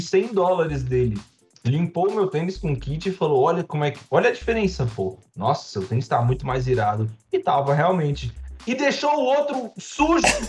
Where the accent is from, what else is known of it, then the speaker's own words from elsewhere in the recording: Brazil; E eu sou, eu sou do Brasil, eu sou pobre